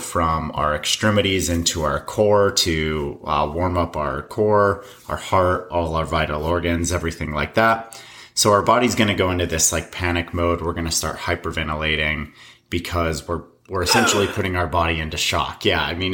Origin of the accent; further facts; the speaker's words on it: Colorado, United States; moved away; I grew up in Colorado, and I got out of there pretty much as quickly as I could